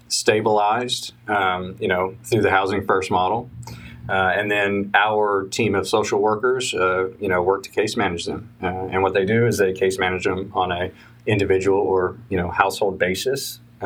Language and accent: English; Madisonville, Kentucky, United States; also born or lived in Japan / South Carolina / Germany / Georgia; So I was born in Japan. I lived in South Carolina. I lived in Germany, lived in Georgia, lived in Kentucky. My father retired after about 25 years in the Army, and we ended up in Madisonville, Kentucky, of all places. So graduated high school there